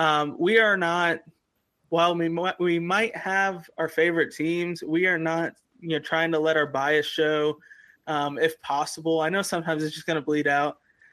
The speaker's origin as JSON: {"language": "English", "region": "Kentucky", "country": "United States", "lives_now": "Florida, United States", "said": "I'm actually from Kentucky, moved to Florida."}